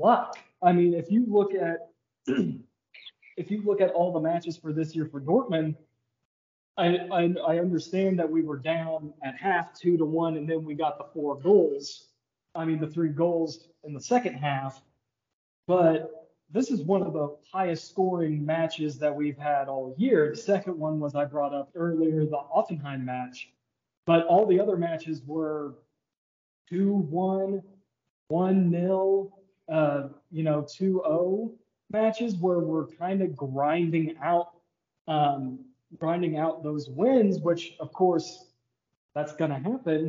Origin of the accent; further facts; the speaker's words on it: Kansas City, United States; we're both from the Kansas City area